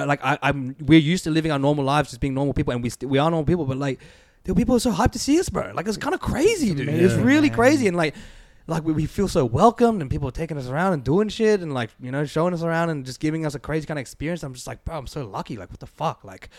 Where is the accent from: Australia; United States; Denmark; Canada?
Australia; And so for me and Aaron growing up in Australia